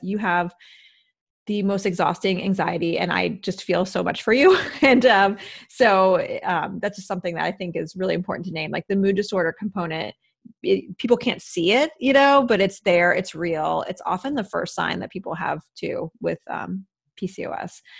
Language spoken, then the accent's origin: English; Midwest, United States; moved away; also born or lived in East Coast; I grew up in the Midwest